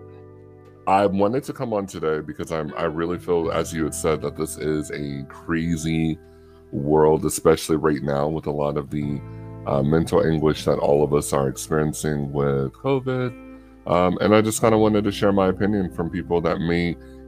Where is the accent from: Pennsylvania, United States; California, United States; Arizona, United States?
California, United States; Stockton; moved away as an adult; also born or lived in Oakland, California; now in Dallas, United States; I'm from California. I was born in Oakland, and I grew up in Stockton. I just recently moved out to Dallas